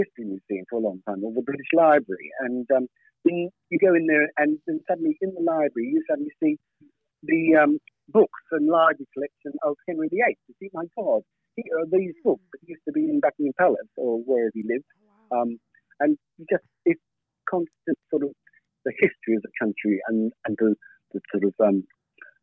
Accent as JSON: {"language": "English", "country": "Australia", "moved": "yes", "lives_now": "England, United Kingdom", "said": "my story started in Australia"}